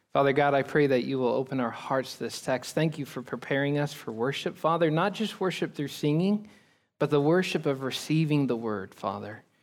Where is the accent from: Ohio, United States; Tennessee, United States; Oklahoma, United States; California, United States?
Oklahoma, United States; I'm from Oklahoma